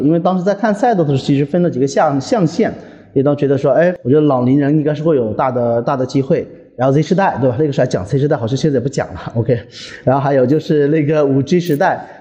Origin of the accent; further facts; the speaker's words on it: Hunan, China; 因为我是湖南人